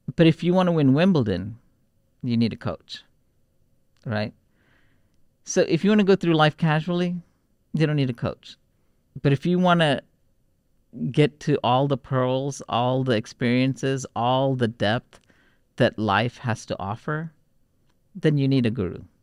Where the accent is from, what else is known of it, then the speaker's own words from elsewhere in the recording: Houston, Texas, United States; also born or lived in Warangal, Telangana, India; we grew up in Texas, in Houston, it was a very multicultural city